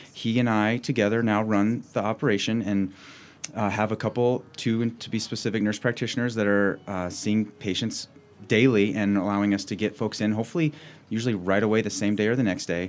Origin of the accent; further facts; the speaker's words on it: Cheyenne, Wyoming, United States; also born or lived in Laramie, Wyoming / Washington State / Fremont County, Wyoming; I grew up in Cheyenne, Wyoming